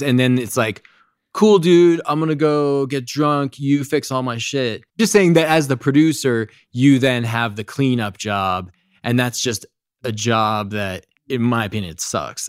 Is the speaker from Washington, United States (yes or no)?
no; Fairfield County, Connecticut, United States; moved away as an adult; also born or lived in New York City; I grew up in Connecticut, uh, like, Fairfield County.